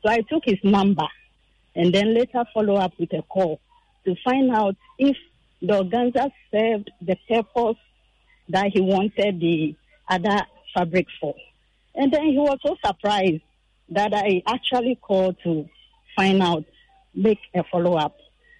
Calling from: Teshi, Greater Accra, Ghana; I'm from Teshi.

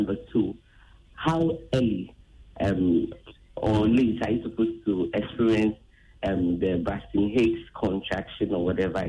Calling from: Afienya, Greater Accra, Ghana; I'm calling from Afenya.

